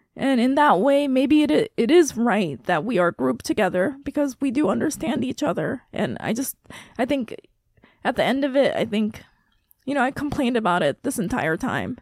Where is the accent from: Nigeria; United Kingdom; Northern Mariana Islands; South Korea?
Northern Mariana Islands; Saipan; moved away; I am from Micronesia. I grew up on Saipan